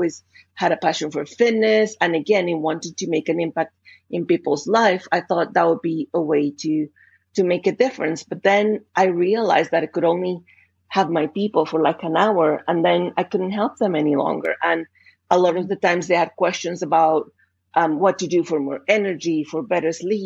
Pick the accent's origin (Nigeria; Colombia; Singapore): Colombia; English is a second language; moved away as an adult; now in Canada; clearly from my accent, I'm not English speaker to begin with. I was born and raised in Colombia